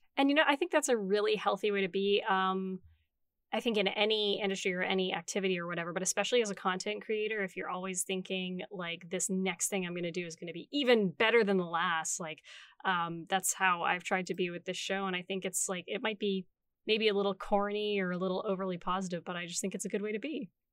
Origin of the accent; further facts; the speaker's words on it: Canada; we're Canadian